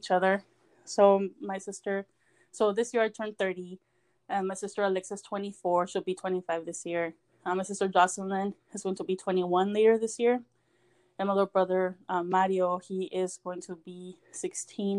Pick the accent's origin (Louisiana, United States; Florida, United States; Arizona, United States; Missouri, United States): Arizona, United States; Somerton; also born or lived in Yuma, Arizona / Ejido Distrito Federal, Mexicali, Mexico; when I was old enough to come to back to school, I moved back to the Yuma area. There's another small town called Somerton, Arizona. So that's where my parents' home is.